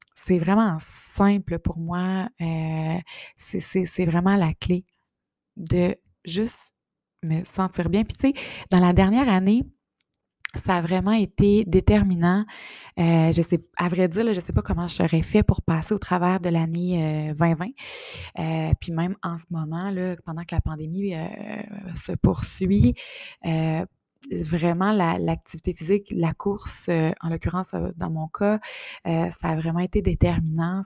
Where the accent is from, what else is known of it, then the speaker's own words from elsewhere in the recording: Bas-Saint-Laurent, Quebec, Canada; now in Quebec City, Canada; je suis native du Bas-Saint-Laurent, mais je suis à Québec depuis euh, quand même plus de, 15 ans